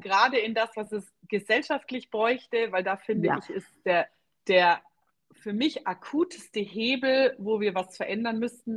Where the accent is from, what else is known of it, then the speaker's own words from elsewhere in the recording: Germany; bei uns in Deutschland